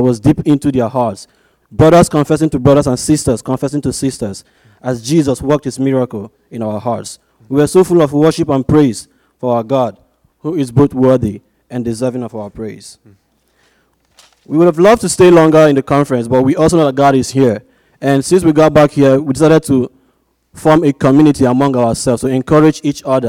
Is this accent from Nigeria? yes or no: yes; Nigeria; moved away as an adult; now in Arizona, United States; I was born and brought up in Nigeria, and I go to ASU